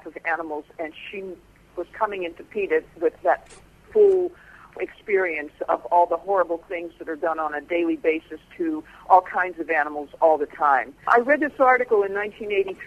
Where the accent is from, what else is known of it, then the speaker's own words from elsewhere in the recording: Pennsylvania, United States; now in Virginia, United States; I grew up in Pennsylvania in a semi-rural county